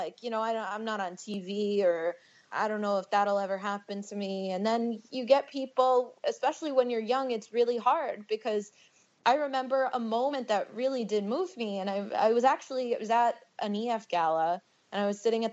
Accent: New York City, New York, United States; moved away; also born or lived in New Jersey; I'm a girl from Bensonhurst

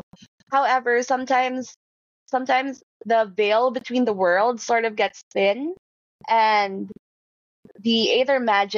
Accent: Visayas, Philippines; also born or lived in Manila; me growing up in the Philippines

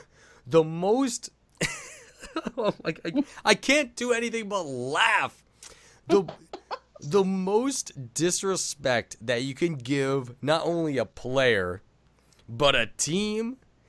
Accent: upstate New York, United States; I'm a New Yorker. I understand the vile scorn that courses through the veins of my Long Island brethren. Because they are a different breed down there. I'm from upstate.

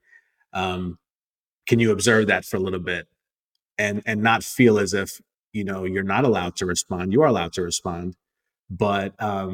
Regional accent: United States; I'm Indian American. I was born and raised here, but like my parents from India

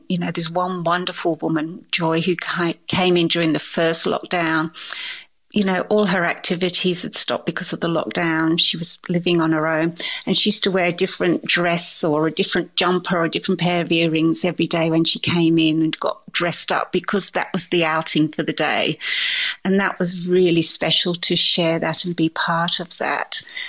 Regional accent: England, United Kingdom; I suppose, going back to, you know, being English, I like a lemon drizzle cake

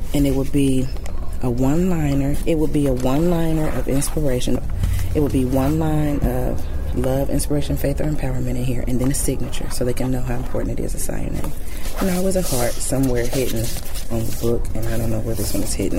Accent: Dayton, Ohio, United States; I'm from Dayton, Ohio

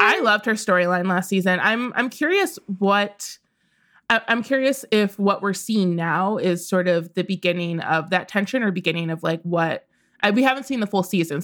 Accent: Midwest, United States; I grew up in the Midwest

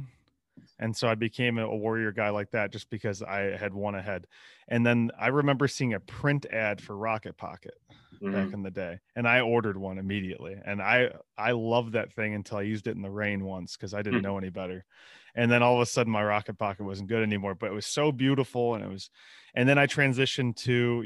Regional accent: Midwest, United States; growing up in the Midwest, we didn't have a lot of options

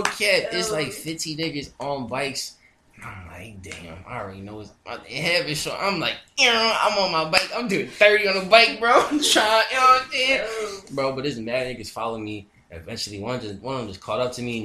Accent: Philadelphia, Pennsylvania, United States; me, growing up in Philly

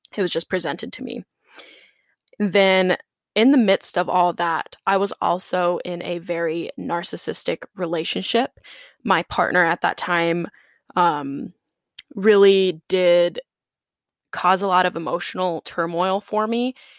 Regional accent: South Dakota, United States; moved away as an adult; also born or lived in Chicago; I grew up in South Dakota in a pretty small town, about ten thousand people

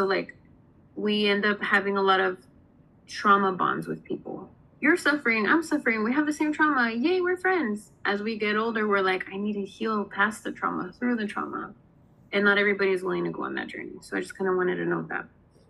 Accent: Southern California, United States; moved away; So for me, I came from Southern California. I'm Mexican-American. Everybody there is Mexican, Mexican-American for the most part, right?

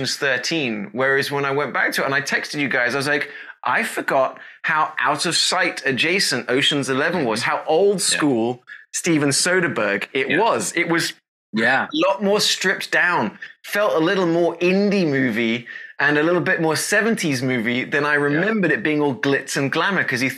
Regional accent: United Kingdom; accent: British; I'm British.

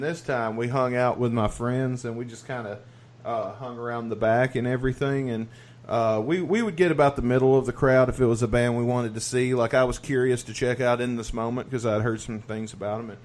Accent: the South, United States; I was lucky enough to be from the South

